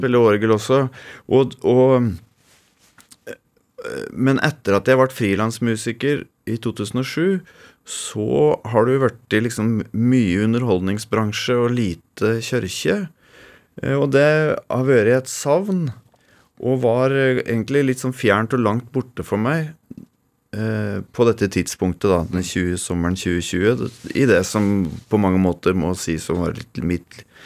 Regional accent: Toten, Innlandet, Norway; Dirigerte kirkekoret hjemme på Toten i 25 år.

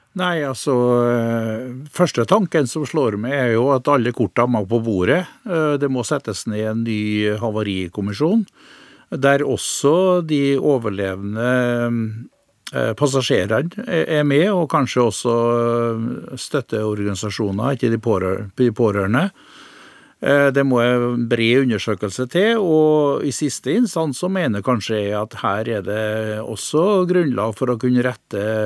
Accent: Innlandet, Norway; heimplassen min, for jeg er jo innlandsboer

